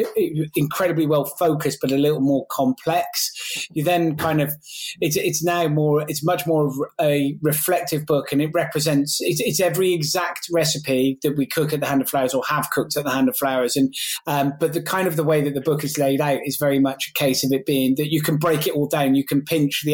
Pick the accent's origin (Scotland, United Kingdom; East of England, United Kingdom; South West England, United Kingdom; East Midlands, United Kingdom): South West England, United Kingdom; Gloucestershire; I grew up as from a single parent family in Glossop.